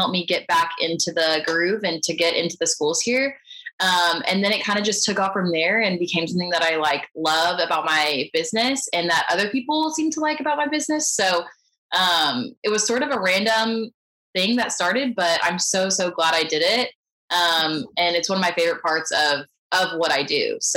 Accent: Houston, Texas, United States; born there; also born or lived in San Antonio; Um, and I was born in Houston, and when I went to, I guess, no, when I was in college, we moved around a lot.

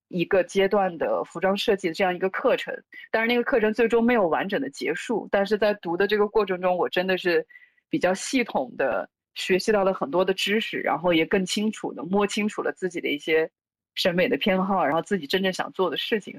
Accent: Urumqi, Xinjiang, China; moved away; 所以小的时候在新疆长大

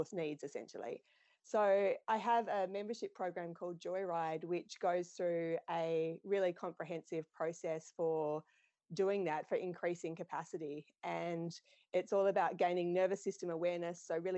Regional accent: Australia; now in New Zealand; I competed growing up in Australia. So I'm from Australia originally, but I live in New Zealand

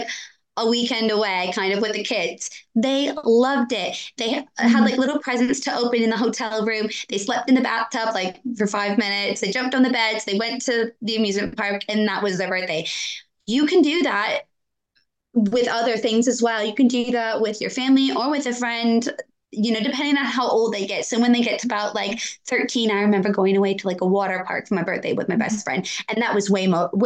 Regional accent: Wisconsin, United States; I grew up in Wisconsin

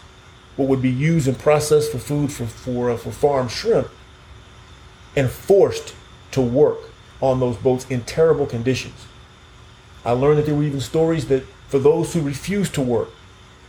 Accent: Key West, Florida, United States; I'm from Key West. I grew up on seafood

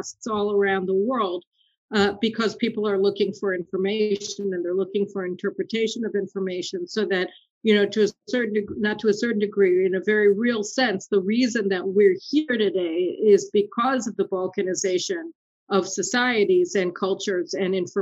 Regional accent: United States; now in Israel; we grew up in America

